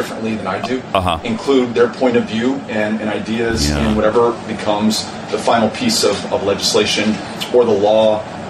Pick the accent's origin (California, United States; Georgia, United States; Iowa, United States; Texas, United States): Texas, United States; feral hogs in Texas, which are a real problem on a lot of the ranches and farms in my home state.